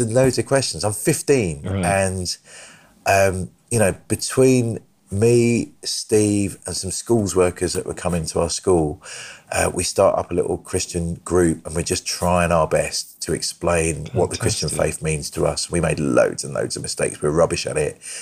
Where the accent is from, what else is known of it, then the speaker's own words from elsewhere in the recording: Brighton, South East England, United Kingdom; I was born in Brighton